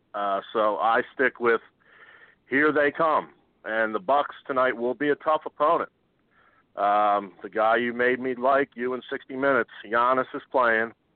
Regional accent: Philadelphia, Pennsylvania, United States; I I am from Philadelphia

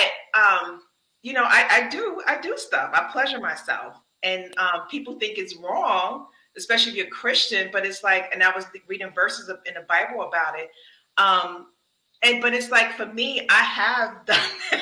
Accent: the North, United States; I'm from the North

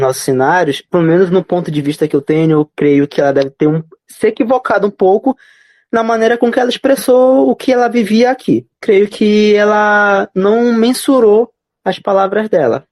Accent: Belém, Pará, Brazil; eu moro aqui em Belém desde quando nasci, na capital paraense, tenho 22 anos. Posso dizer, como paraense, belenense

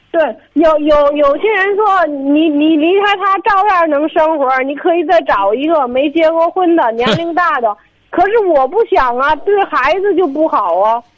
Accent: Tangshan, Hebei, China; 我唐山的

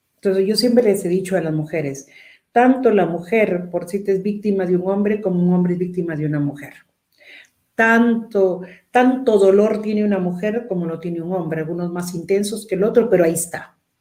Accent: Peru; todos los dos somos peruanos

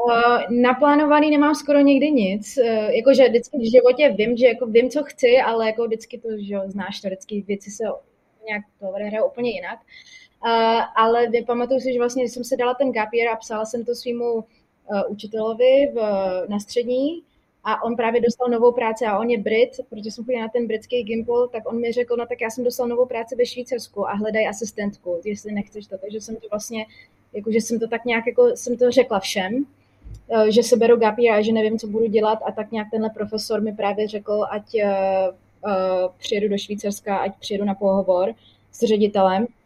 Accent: Czechia

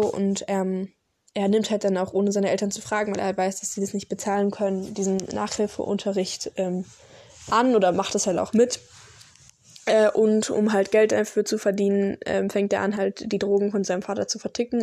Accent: Karlsruhe, Baden-Württemberg, Germany; Ich komme aus Deutschland, Karlsruhe

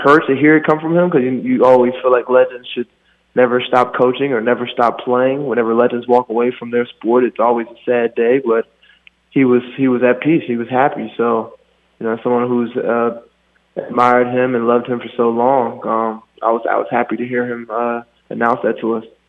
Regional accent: Maryland, United States; moved away; I'm from Maryland. That's home

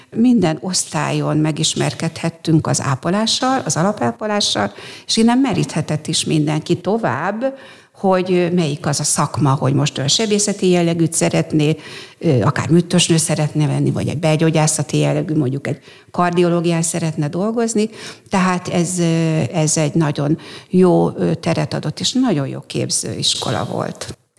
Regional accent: Mór, Fejér, Hungary; also born or lived in Székesfehérvár; én Móron születtem, ott is éltem mindaddig

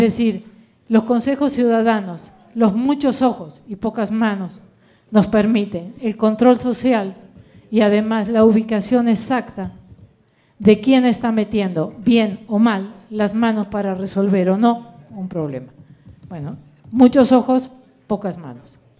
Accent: Argentina; moved away as an adult; now in Morelos, Mexico; yo vengo de Argentina

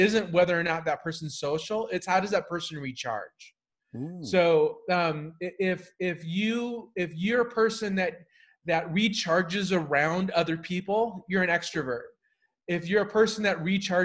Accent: Whittier, California, United States; I went to school in near LA, in a town called Whittier.

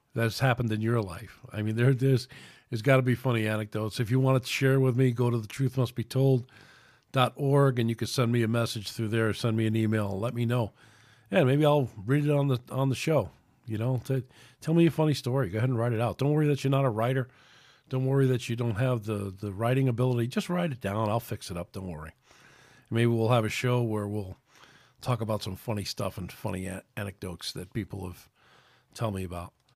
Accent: New York City, New York, United States; moved away as an adult; also born or lived in Connecticut; now in Alabama, United States; I grew up in New York City, so it's a little difficult for me to make the transition from, uh, you know, from being a New Yorker and coming up here to, or coming down here to Alabama

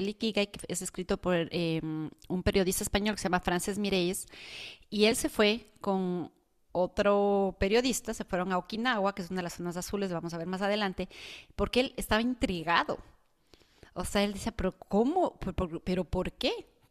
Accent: Ecuador; now in United States; en mi país, que en Ecuador

